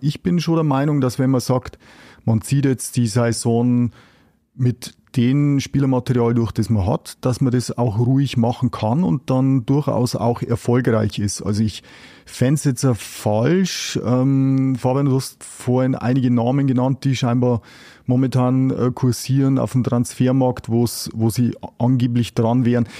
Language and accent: German; Germany; bei uns in Deutschland